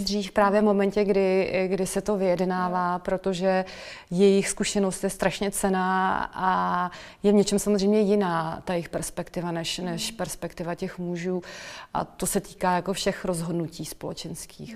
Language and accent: Czech; Czechia; moved away as an adult; also born or lived in Netherlands; vrátila jsem se zpátky eh, po studiích zpátky do, do Čech